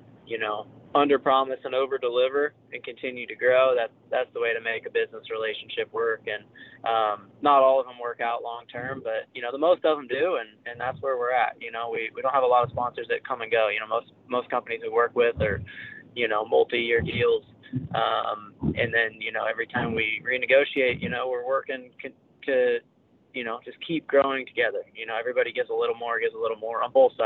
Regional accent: Midwest, United States; born and raised in the Midwest like me

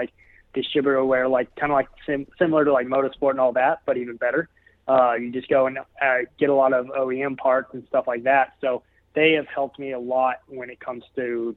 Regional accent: Memphis, Tennessee, United States; my hometown in Memphis, Tennessee

